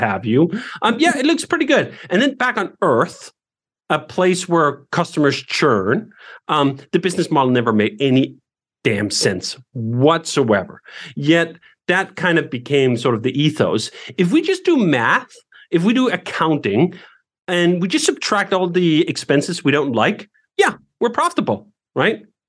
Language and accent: English; Denmark; moved away as an adult; now in United States; growing up in Denmark